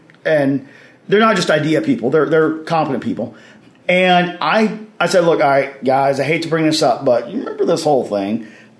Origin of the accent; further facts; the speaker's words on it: Oxford, Mississippi, United States; And I was, you know, born and raised in Oxford, Mississippi, not too far away.